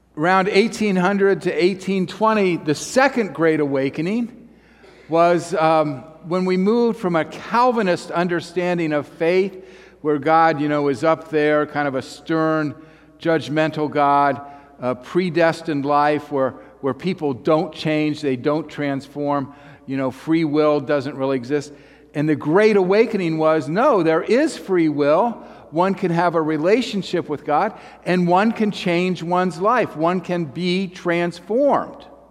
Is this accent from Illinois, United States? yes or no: no; Dayton, Ohio, United States; moved away; I'm from Dayton, and I graduated from Fairview High School in 1995.